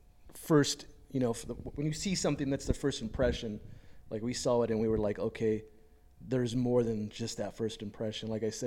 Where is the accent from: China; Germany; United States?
United States; Los Angeles, California; well, I'm from Los Angeles